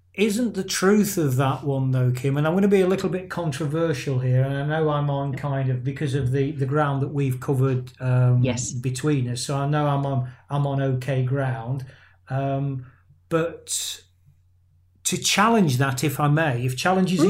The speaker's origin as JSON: {"language": "English", "region": "England", "country": "United Kingdom", "said": "there's some Irish kind of descent in my family, but I'm an English guy"}